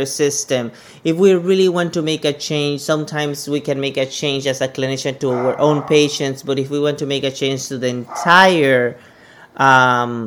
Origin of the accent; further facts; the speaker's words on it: Panama; moved away as an adult; also born or lived in Rhode Island; now in Phoenix, United States; originally I'm from Panama. So I'm coming from Central America